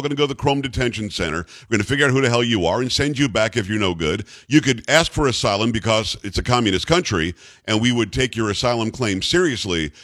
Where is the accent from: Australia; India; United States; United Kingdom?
United States; South Florida; I grew up in South Florida, and I was there for, for much of my, my life